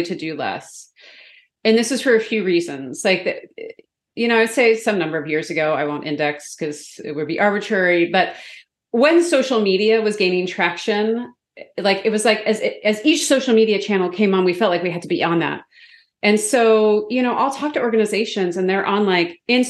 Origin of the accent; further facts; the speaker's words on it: Canada; I'm also from Canada